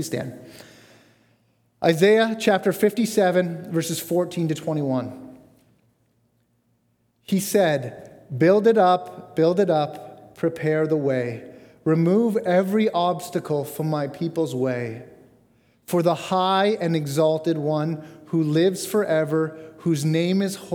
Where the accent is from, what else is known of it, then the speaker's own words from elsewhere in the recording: Bradford, Ontario, Canada; moved away as an adult; I grew up near Bradford, Ontario